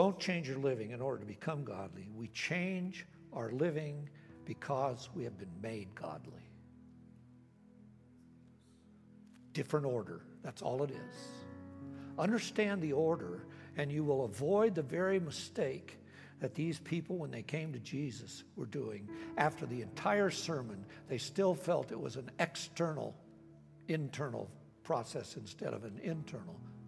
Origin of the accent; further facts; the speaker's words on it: United States; I grew up here in America